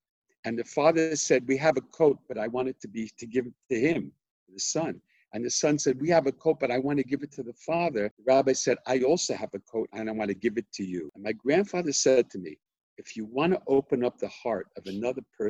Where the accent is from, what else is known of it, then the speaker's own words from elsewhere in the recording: United States; I was born in America and grew up in America, my father was born in Jerusalem